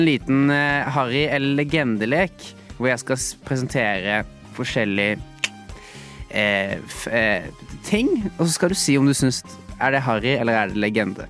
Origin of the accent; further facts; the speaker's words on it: Norway; jeg vokste opp i Norge